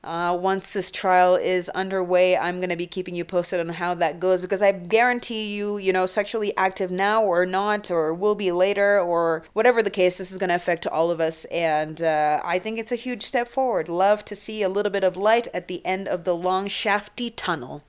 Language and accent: English; Canada; now in Kenya; growing up in Canada